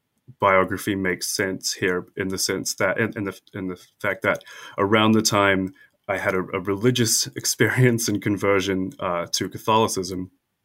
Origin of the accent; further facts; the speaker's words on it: South Island, New Zealand; moved away as an adult; also born or lived in United States / North Island, New Zealand; I'm a native New Zealander who has spent much time in the United States